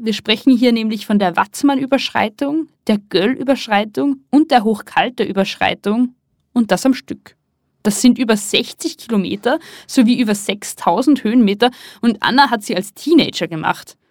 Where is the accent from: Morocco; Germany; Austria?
Austria; Pinzgau, Salzburg; ich bin im sogenannten Innergebirg im Salzburger Pinzgau aufgewachsen